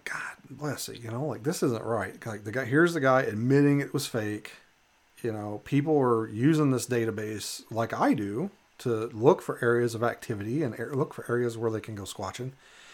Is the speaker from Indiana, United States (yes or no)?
no; Western Kentucky, United States; now in Alaska, United States; where I grew up in Eastern Kentucky. I'm sorry, Western Kentucky